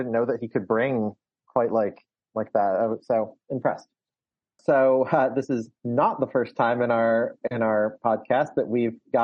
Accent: Michigan, United States; I'm being from Michigan

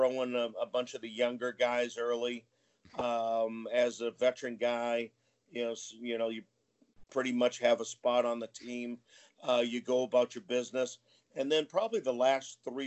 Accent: New Hampshire, United States; I grew up in New Hampshire.

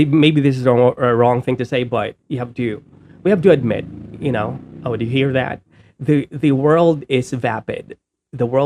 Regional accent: Bisaya, Visayas, Philippines; Yung Tagalog ko is hindi masyadong magaling because I'm Bisaya

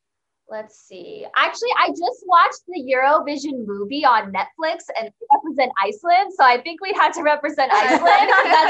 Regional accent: California, United States; we're from California

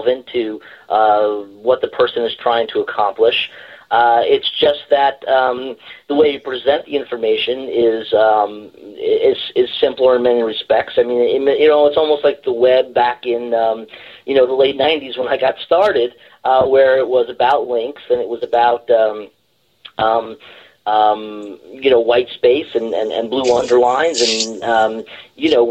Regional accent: New Jersey, United States; I was raised in born and raised in New Jersey

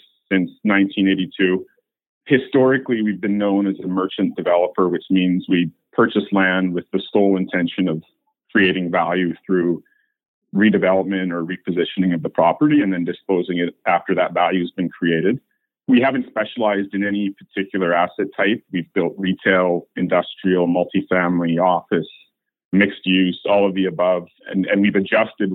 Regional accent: North Shore, British Columbia, Canada; I was born and raised on the North Shore

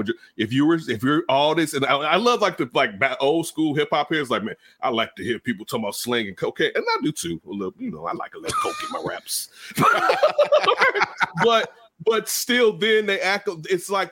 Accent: Inglewood, California, United States; also born or lived in Chicago; I grew up in Inglewood. I grew up on the east side in Inglewood and in the projects and in the hundreds.

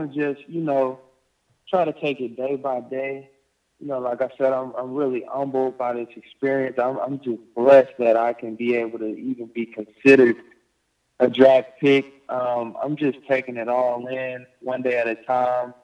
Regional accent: Texas, United States; my hometown in Texas

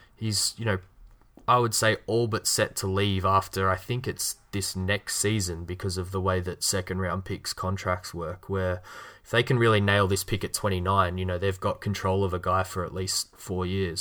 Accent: Australia; accent: Australian; my Australian accent

